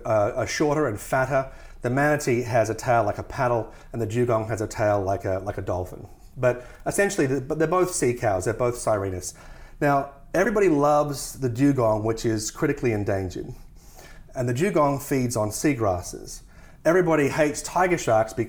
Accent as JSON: {"language": "English", "region": "Tasmania", "country": "Australia", "said": "I come from Tasmania, which has the highest percentage of World Heritage listed forests in the world"}